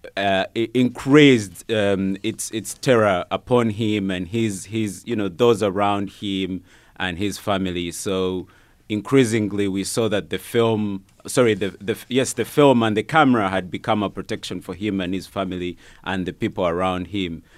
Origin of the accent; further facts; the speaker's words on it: Uganda; moved away as an adult; now in United States; I was born and, and grew up in Uganda.